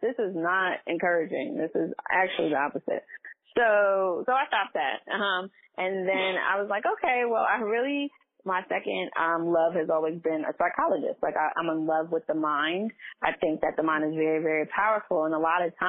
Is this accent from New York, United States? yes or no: yes; New York City, New York, United States; also born or lived in Washington, D.C.; So I was born in Far Rockaway in Queens, New York